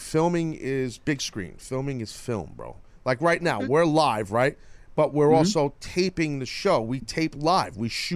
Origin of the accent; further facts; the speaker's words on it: New York, United States; I'm a New Yorker.